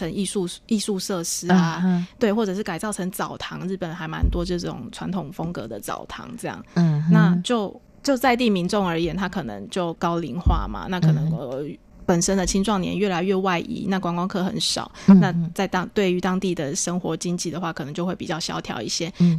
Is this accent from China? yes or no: no; Tainan, Taiwan; moved away; 我本身是台诶南部出生嘛，在台南，在台南